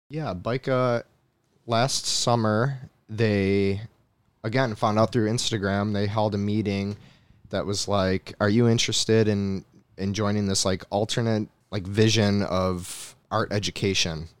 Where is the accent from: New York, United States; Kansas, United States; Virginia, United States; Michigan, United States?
New York, United States; moved away as an adult; I'm back in my mom's house. I'm back in my hometown